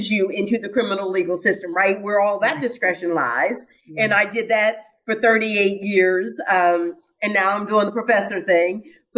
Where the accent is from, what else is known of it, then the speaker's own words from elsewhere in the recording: Pittsburgh, Pennsylvania, United States; I'm from Pittsburgh, so that's my hometown